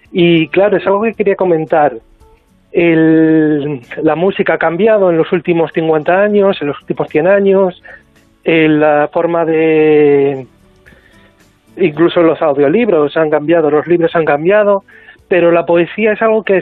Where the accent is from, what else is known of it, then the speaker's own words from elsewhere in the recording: Asturias, Spain; mi tierra, que es España y Asturias.